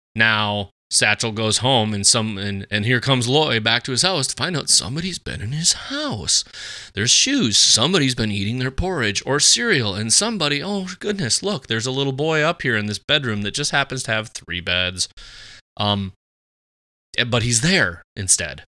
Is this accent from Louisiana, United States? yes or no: no; Fargo, North Dakota, United States; grew up Catholic here in the, here in the old Fargo